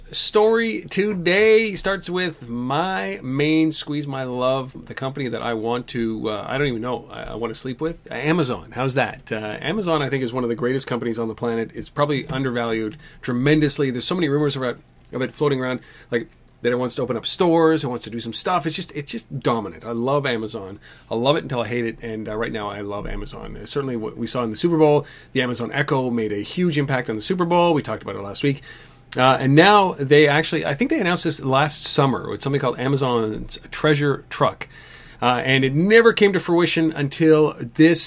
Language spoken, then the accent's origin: English; Canada; as a Canadian